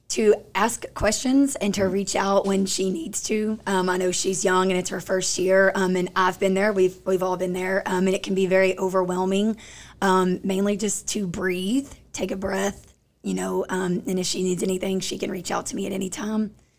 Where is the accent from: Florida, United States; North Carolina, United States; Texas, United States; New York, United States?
Texas, United States; Crandall; I'm from Crandall